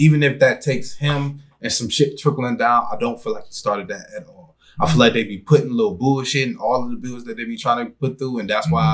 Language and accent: English; United States; I'm American